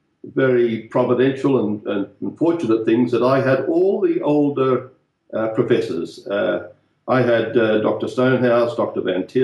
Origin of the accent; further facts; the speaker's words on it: north coast of New South Wales, Australia; also born or lived in Newcastle, Australia / Sydney, Australia / Edinburgh, Scotland / Westminster Seminary, United States; I'm an Australian, brought up on the north coast of New South Wales. That's about 250 miles north of Sydney. My father was a Presbyterian pastor. I did teacher training in Newcastle